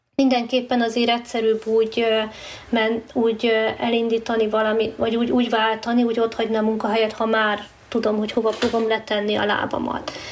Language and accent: Hungarian; Hungary; moved away as an adult; itthon a, az évszakok, meg a természet, tehát az eh, szinte semmivel nem fogható, hát ebben nőttünk fel